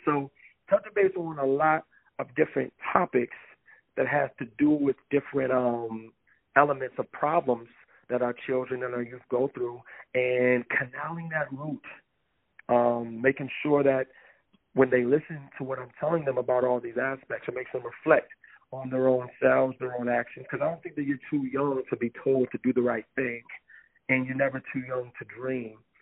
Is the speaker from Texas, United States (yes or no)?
no; Lansing, Michigan, United States; now in Twin Cities, United States; me being from Lansing